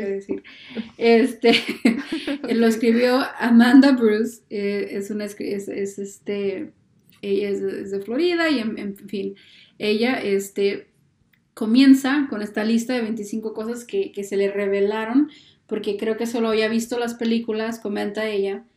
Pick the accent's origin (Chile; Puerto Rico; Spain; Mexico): Mexico; uno como mexicano